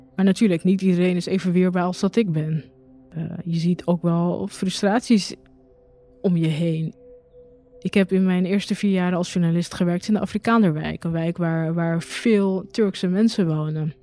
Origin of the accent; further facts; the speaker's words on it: Rotterdam, South Holland, Netherlands; Geboren Rotterdamse, geboren in Rotterdam-Noord. Nou, in 2002 eh, woonde ik in eh, Rotterdam-Noord, uh, vlak bij de Bergweg. Daar ben ik ook geboren, daar ben ik opgegroeid